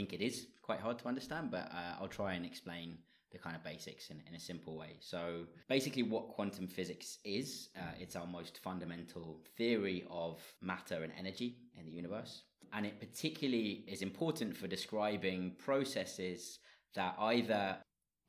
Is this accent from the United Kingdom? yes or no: yes; London, United Kingdom; moved away as an adult; also born or lived in Leeds / Germany; now in Dublin, Ireland; I'm originally from London